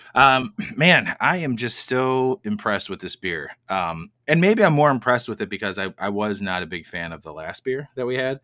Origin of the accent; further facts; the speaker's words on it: United States; we're from America